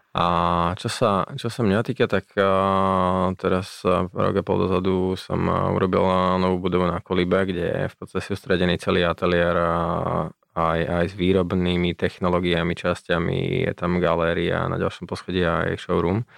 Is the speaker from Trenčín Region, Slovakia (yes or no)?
no; Bratislava, Bratislava Region, Slovakia; also born or lived in Greece; ja som sa narodil v Bratislave